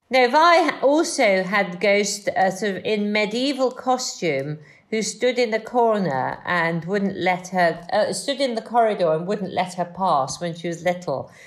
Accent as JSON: {"language": "English", "region": "Wales", "country": "United Kingdom", "tie": "born or raised there", "moved": "yes", "said": "I'm a Welsh farmer's daughter"}